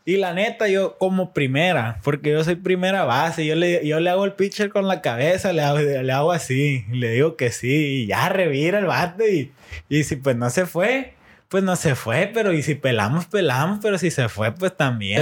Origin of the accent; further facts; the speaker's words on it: Mexico; nosotros como mexicanos